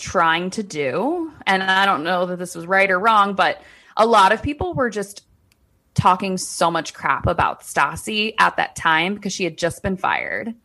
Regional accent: D.C., Maryland, United States; accent: Maryland, D C; we probably just have that Maryland, D C accent

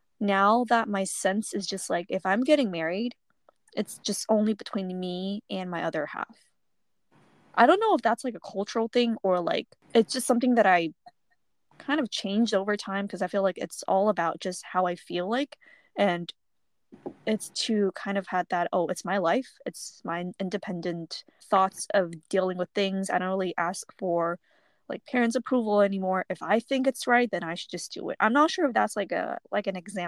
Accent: United States; born there; I really do see myself as, like, American-born Taiwanese now.

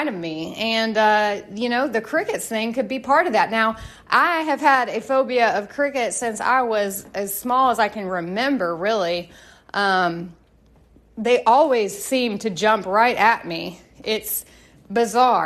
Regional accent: Tennessee, United States; I am from Tennessee

